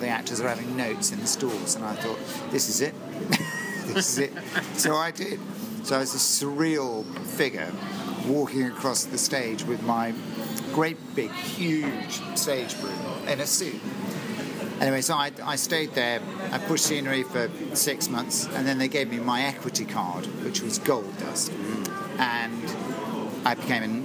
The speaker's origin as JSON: {"language": "English", "town": "Bristol", "region": "South West England", "country": "United Kingdom", "said": "I came from Bristol. Because I trained at the Old Vic."}